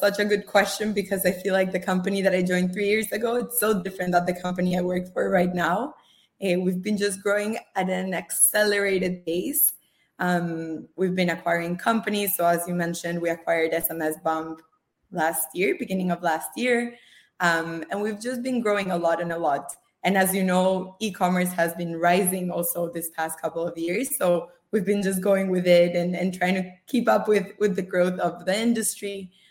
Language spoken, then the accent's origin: English; Costa Rica; English is a second language; also born or lived in Australia / Israel; now in United States; So I am originally from Costa Rica, you remember, right? I've lived throughout my life in different countries, more than 5, including Australia, Israel.